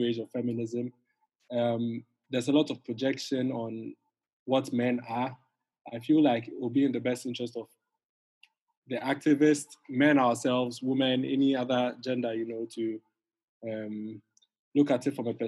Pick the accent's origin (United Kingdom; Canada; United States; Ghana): Ghana; in Ghana, we have two different perspectives